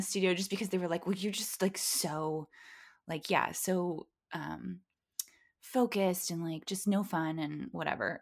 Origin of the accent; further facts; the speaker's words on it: Valencia, California, United States; I grew up in Valencia